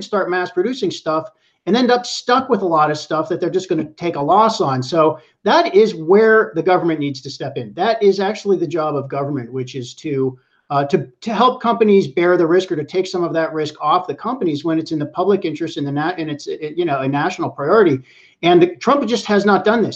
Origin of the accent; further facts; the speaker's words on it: Pittsburgh, Pennsylvania, United States; moved away; I'm from Pittsburgh, which is flyover country. I grew up there and I still have family there.